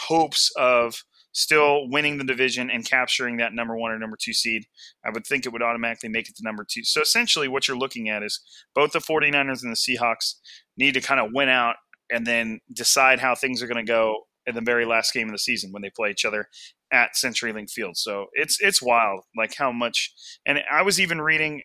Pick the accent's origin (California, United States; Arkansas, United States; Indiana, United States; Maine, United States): California, United States; I'm from California. I have a very, very vanilla like way of speaking